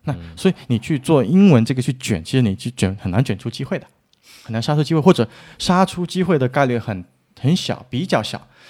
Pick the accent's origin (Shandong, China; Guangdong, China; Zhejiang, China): Guangdong, China; accent: Teochew; 我们潮汕话